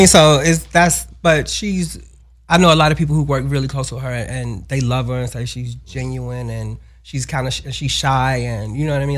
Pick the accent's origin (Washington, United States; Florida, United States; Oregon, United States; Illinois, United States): Illinois, United States; Chicago; we grew up in the same building as …